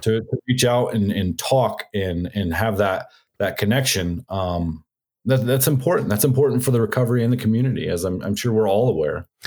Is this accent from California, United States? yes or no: no; Arizona, United States; I'm from Arizona